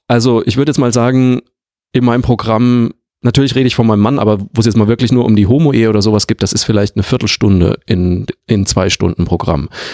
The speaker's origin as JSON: {"language": "German", "region": "Bavaria", "country": "Germany", "tie": "born or raised there", "also_born_or_lived": "Leverkusen", "moved": "yes", "said": "aus meinem Heimatort"}